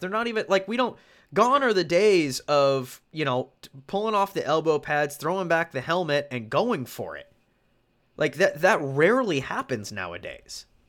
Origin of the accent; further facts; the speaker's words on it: North Idaho, United States; as somebody who has been born and raised in the Inland Northwest, North Idaho boy